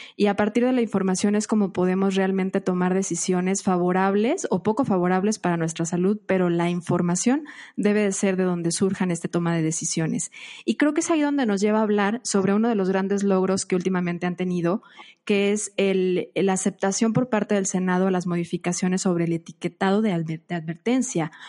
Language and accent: Spanish; Mexico; para nosotros como mexicanos